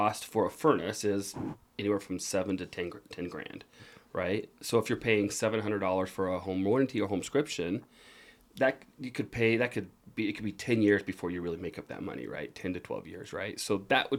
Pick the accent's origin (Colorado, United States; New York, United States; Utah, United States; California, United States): Utah, United States; also born or lived in Germany; I grew up here in Utah